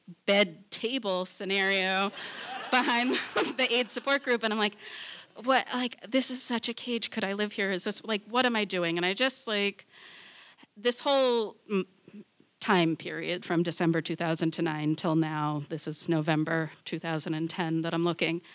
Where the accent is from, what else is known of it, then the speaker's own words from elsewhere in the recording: Massachusetts, United States; also born or lived in Boston; I'm from Massachusetts